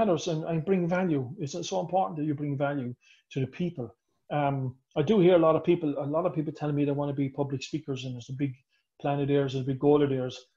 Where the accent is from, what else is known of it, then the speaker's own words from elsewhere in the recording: Ireland; I'm Irish